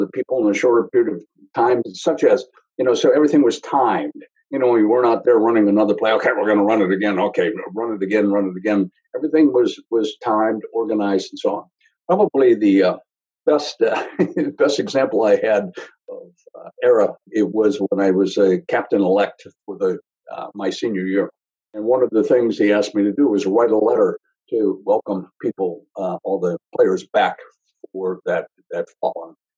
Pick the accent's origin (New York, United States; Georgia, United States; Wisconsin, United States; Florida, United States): Wisconsin, United States; So University of Wisconsin was one because of my home state, Notre Dame, and Boston College were the three that I had picked.